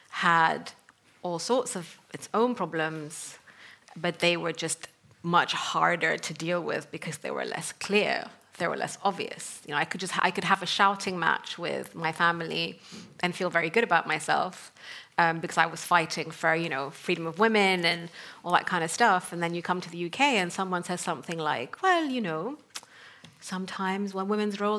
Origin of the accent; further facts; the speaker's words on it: Sudan; English is a second language; moved away; also born or lived in North Africa / Middle East; so I come from Sudan, and I grew up in North Africa and the Middle East. Um, I grew up in a very conservative, traditional family